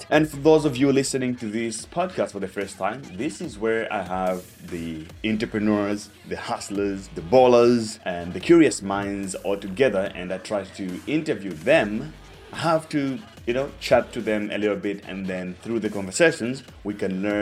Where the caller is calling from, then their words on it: Cape Town, Western Cape, South Africa; Yeah, I'm calling from Cape Town, South Africa.